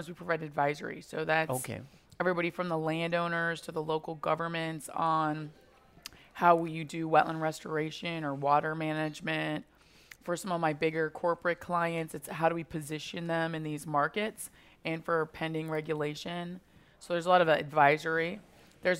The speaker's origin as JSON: {"language": "English", "country": "United States", "moved": "yes", "said": "I'm originally from Eastern Colorado, Western Kansas."}